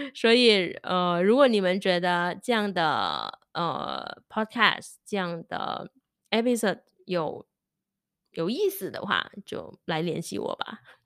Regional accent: Indonesia; Chinese is a second language; also born or lived in Taiwan; 我本科是在印尼学的嘛

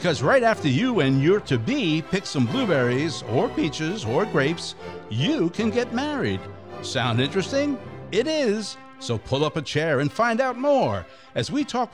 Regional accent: near Lake Ontario, upstate New York, United States; now in Space Coast, Florida, United States; where I'm from also happens to be one of the greatest places to pick blueberries, and that's upstate New York, near Lake Ontario

